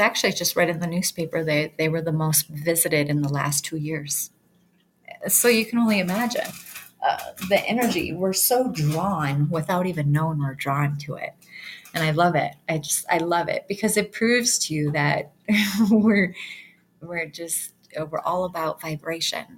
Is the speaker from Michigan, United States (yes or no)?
yes; Michigan, United States; also born or lived in Detroit; now in Yellowstone, United States; I'm from Michigan